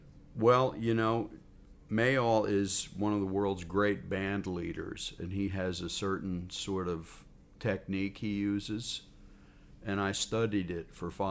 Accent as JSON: {"language": "English", "region": "New Jersey", "country": "United States", "lives_now": "California, United States", "said": "When I moved to California from New Jersey to seek a musical career, my original intention was to have my own band, to write my own songs, to front the band. I even had a band in New Jersey"}